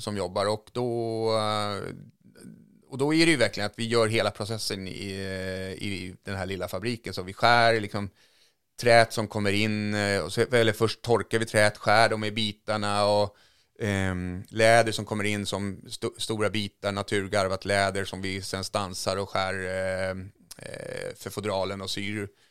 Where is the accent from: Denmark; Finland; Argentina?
Finland; now in Sweden; där jag är uppvuxen i, i, i, två timmar norr om Helsingfors